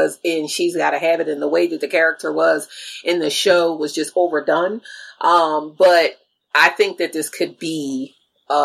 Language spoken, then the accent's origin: English; near Philadelphia, New Jersey, United States; I'm from New Jersey. Right. You know, I'm familiar with people from New York, even though like where I'm from is down closer to Philly, not like up in North Jersey, closer to New York